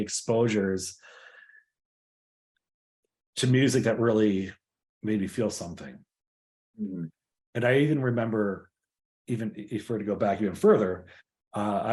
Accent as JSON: {"language": "English", "town": "Hartland", "region": "Wisconsin", "country": "United States", "tie": "born or raised there", "said": "I grew up in the small town of Hartland, Wisconsin, which is about 20-ish miles west of Milwaukee."}